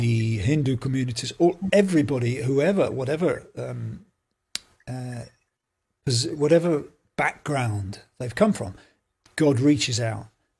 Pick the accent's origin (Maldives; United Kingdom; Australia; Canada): United Kingdom; England; now in Belfast, United Kingdom; I'm an Englishman, and I've moved to Belfast for about nearly 20 years now